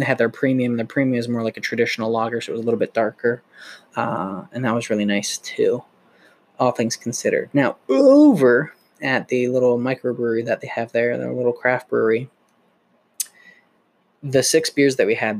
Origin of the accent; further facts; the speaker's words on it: United States; we're Americans